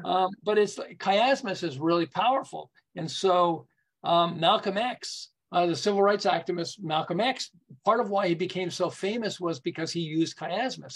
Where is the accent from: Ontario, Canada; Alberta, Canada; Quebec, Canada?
Quebec, Canada; Montreal; moved away as an adult; also born or lived in Southern California; I'm originally from Montreal